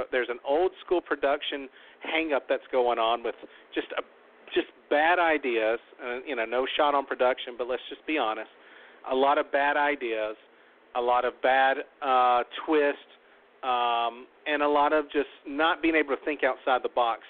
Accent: the South, United States; I'm from the South

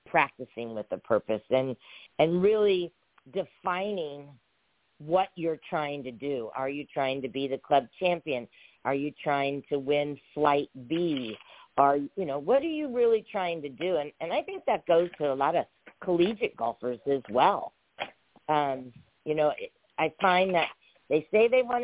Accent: San Diego, California, United States; I'm born and raised in San Diego

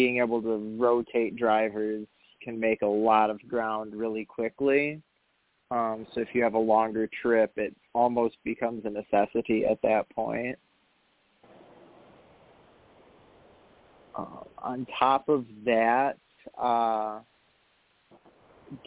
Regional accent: Kalamazoo, Michigan, United States; moved away; also born or lived in Dayton, Ohio; I was born in Kalamazoo, Michigan

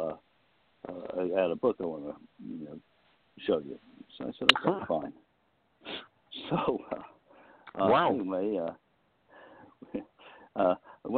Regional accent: Westchester County, New York, United States; I was born and raised in New York, in Westchester County, just outside of the city, and grew up there

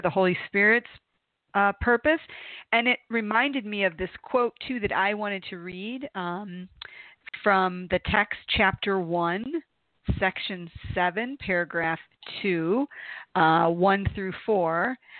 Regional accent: Toledo, Ohio, United States; growing up in Toledo, Ohio

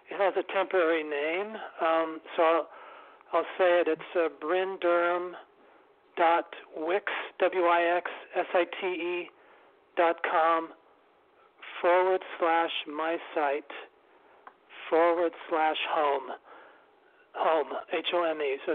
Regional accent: New York City, New York, United States; I live and I was brought up in New York City, Manhattan

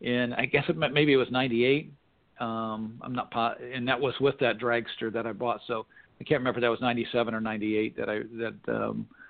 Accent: Indianapolis, Indiana, United States; moved away as an adult; also born or lived in Ohio / Pennsylvania / Connecticut; I was born and raised in Indianapolis, Indiana

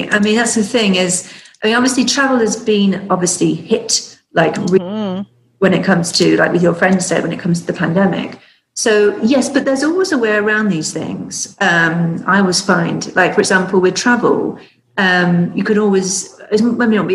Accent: the South, United States; accent: Southern; That's my southern accent.

